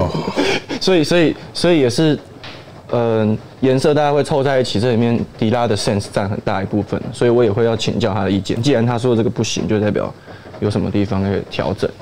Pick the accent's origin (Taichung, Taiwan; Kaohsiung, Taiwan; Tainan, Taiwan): Kaohsiung, Taiwan; 我是高雄人